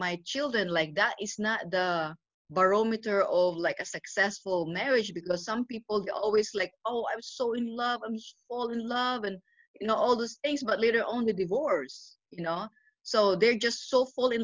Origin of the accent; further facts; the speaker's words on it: Philippines; moved away as an adult; also born or lived in Indiana; now in Pennsylvania, United States; I grew up in the Philippines